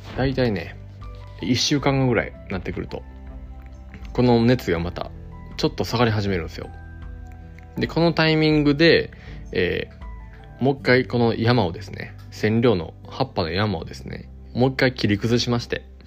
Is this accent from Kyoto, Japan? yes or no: yes; Kyoto, Japan; 伏見のねうん僕の地元でもある